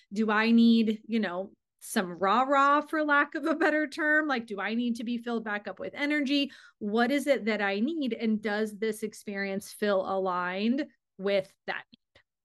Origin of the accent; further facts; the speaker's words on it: Arizona, United States; I am born and raised in Arizona.